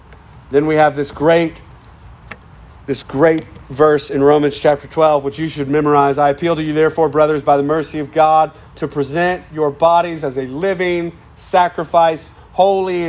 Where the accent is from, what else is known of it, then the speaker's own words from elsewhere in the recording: United States; We're American